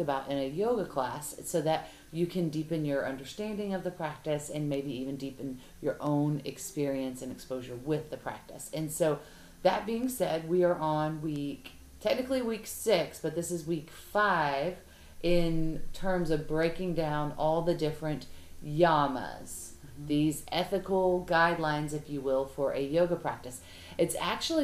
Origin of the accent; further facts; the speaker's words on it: the South, United States; we're girls from the South